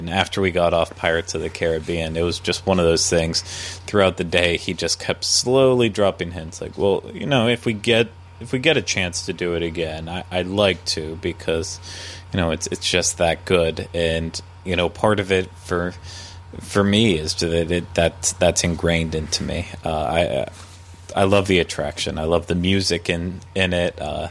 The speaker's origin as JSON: {"language": "English", "region": "California", "country": "United States", "said": "As a Californian, and someone who goes to Disneyland very often"}